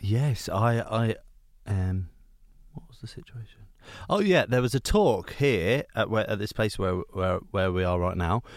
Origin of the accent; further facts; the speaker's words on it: Hertfordshire, East of England, United Kingdom; I'm from a s, quite a small town